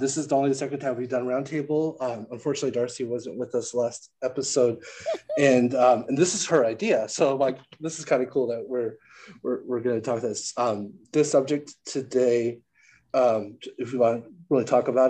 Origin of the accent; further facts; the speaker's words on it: San Diego, California, United States; I grew up in San Diego